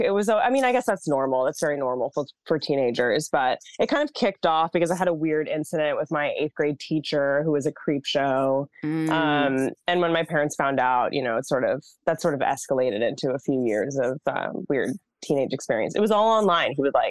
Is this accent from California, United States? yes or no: no; Massachusetts, United States; I grew up in Massachusetts.